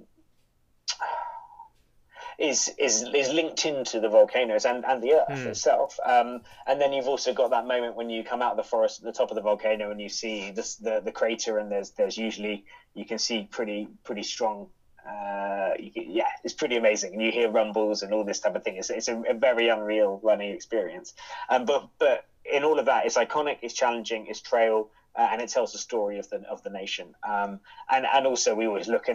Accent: United Kingdom; As a British person

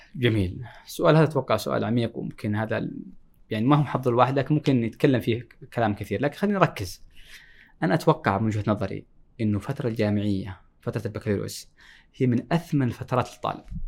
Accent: Jazan, Jazan Province, Saudi Arabia; اشتياقي لمدينتي لمدينه جازان

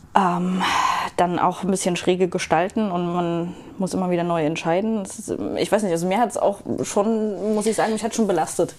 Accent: Germany; als Deutscher

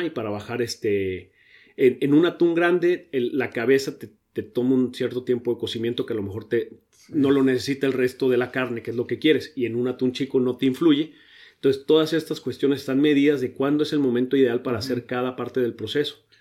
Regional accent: Ensenada, Baja California, Mexico; also born or lived in Mexico City / Monterrey / Sydney, Australia / Germany; yo llegué a Ensenada de tres años, entonces me considero ensenadense, aunque no nací aquí

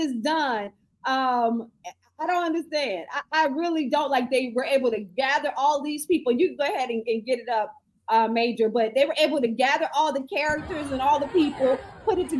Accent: Fort Lauderdale, Florida, United States; I grew up behind the swap shop in Lauderdale and Westwood

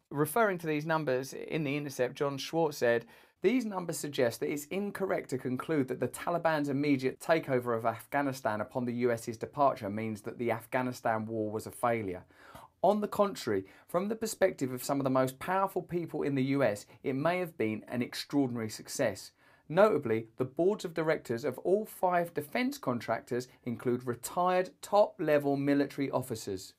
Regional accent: England, United Kingdom; As an English person

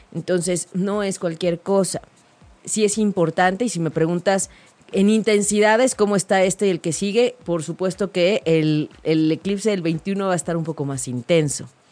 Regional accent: Mexico; como mexicanos

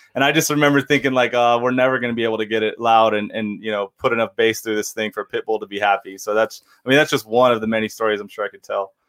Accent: Temecula, California, United States; my hometown of Temecula

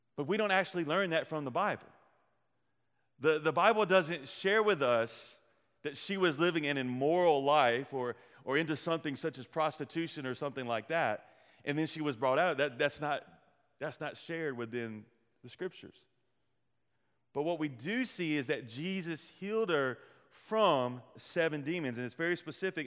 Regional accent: the Delta, United States; We are from the Delta

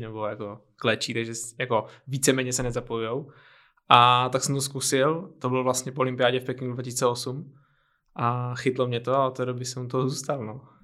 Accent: Olomouc, Olomouc Region, Czechia; now in Prague, Czechia; pocházím z Olomouce

